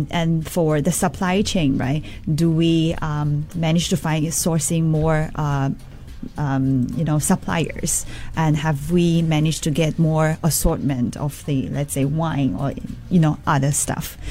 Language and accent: English; Chongqing, China; now in Singapore; I'm coming from Chongqing. And growing up, we all eat like spicy food.